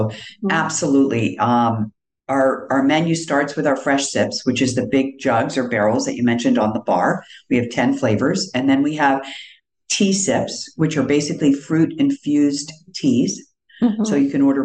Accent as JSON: {"language": "English", "region": "East Coast", "country": "United States", "tie": "born or raised there", "also_born_or_lived": "Northern Virginia / New York", "moved": "yes", "said": "I grew up on the East Coast, and one thing I remember clearly, both Northern Virginia outside of Washington and New York, which are the two places I lived most of my life before moving here"}